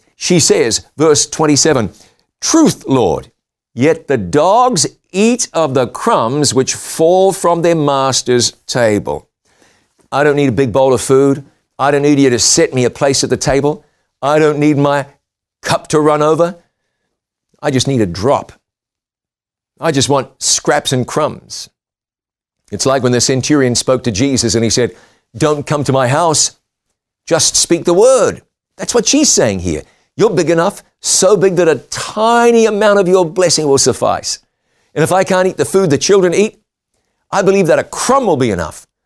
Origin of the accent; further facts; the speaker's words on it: New Zealand; moved away; my home country of New Zealand